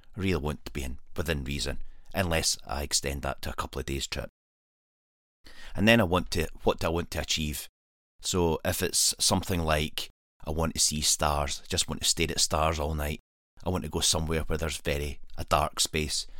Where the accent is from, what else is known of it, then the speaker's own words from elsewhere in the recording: Scotland, United Kingdom; this is my home country